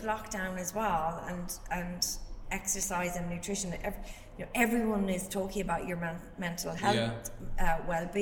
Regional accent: Ireland; being Irish

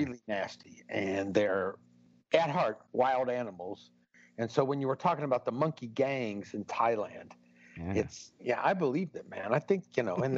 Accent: Kentucky, United States; I grew up in Kentucky.

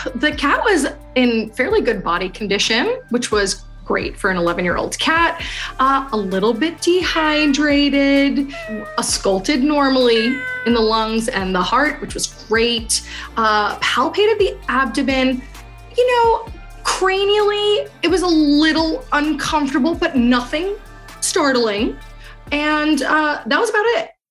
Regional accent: New York City, New York, United States; I grew up in Queens, New York, a melting pot

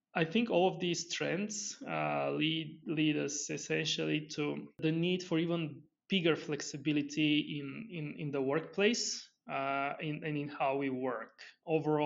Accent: Bulgaria; moved away; I'm originally from Bulgaria, so very far

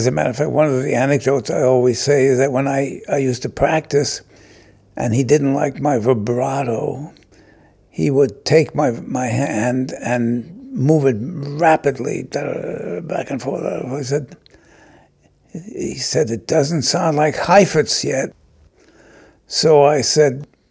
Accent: New York City, New York, United States; I was born in New York City on April 5th, 1926

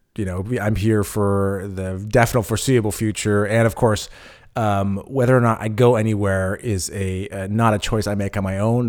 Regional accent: California, United States; moved away as an adult; now in Berlin, Germany; I'm from California, but I, you know, I grew up in a small town

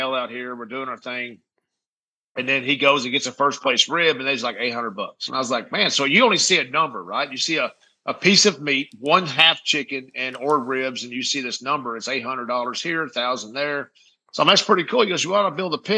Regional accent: Midland, Texas, United States; Midland, my hometown here

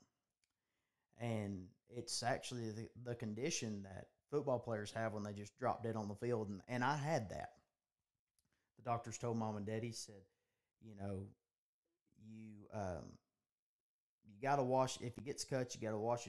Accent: Gillsville, Georgia, United States; I'm 24 years old, live in North Georgia, and born and raised in Gillsville

